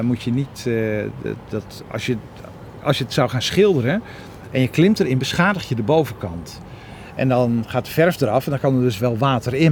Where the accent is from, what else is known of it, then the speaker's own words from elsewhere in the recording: Groningen, Netherlands; moved away; also born or lived in Amsterdam; Ik kom uit Groningen